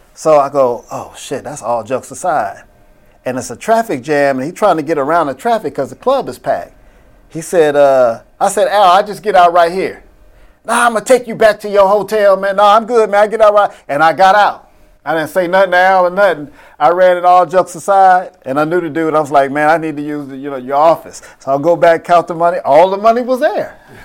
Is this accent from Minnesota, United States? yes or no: no; Oakland, California, United States; I'm from Oakland